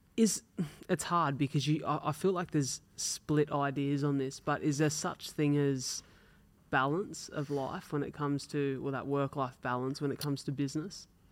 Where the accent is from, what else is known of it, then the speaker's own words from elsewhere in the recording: Wollongong, New South Wales, Australia; we're from Wollongong, so Wollongong's it's like a city